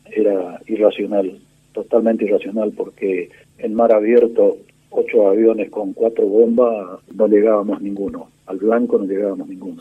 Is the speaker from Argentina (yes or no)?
yes; Corrientes, Argentina; Soy correntino, nací en Corrientes hace 70 años.